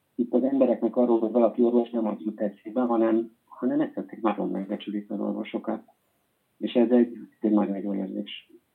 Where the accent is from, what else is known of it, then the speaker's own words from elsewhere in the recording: Hungary; moved away as an adult; now in Spain; magyarok vagyunk